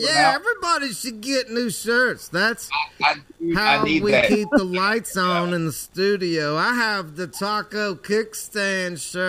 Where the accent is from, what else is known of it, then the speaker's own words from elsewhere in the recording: South Louisiana, United States; moved away; when I was growing up in South Louisiana